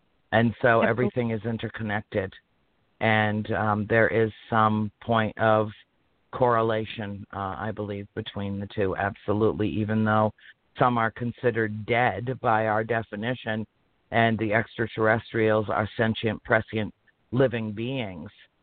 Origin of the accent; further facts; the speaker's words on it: Harrisville, Rhode Island, United States; moved away; also born or lived in Cumberland, Rhode Island; in Harrisville, Rhode Island, in my hometown.